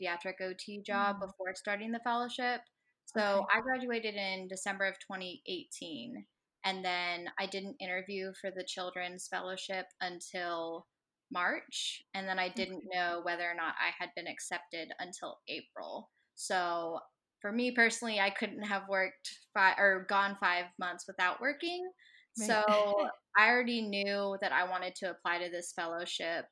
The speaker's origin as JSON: {"language": "English", "region": "Texas", "country": "United States", "moved": "as an adult", "lives_now": "Cincinnati, United States", "said": "I'm originally from Texas, but I'm currently living in Cincinnati"}